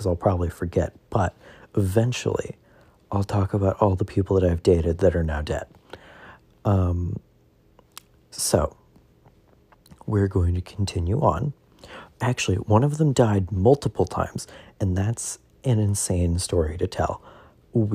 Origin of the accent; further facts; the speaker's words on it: the South, United States; I'm from the South.